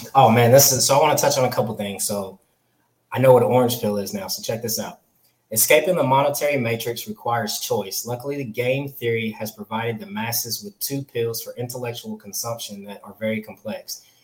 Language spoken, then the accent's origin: English; California, United States; now in the South, United States; I'm from California. I was born in California, lived there